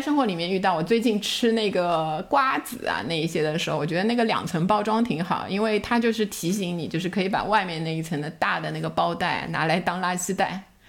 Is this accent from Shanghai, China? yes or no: yes; Shanghai, China; 我小时候在上海